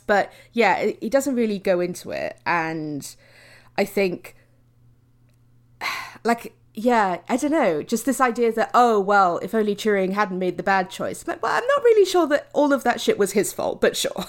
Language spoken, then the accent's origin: English; United Kingdom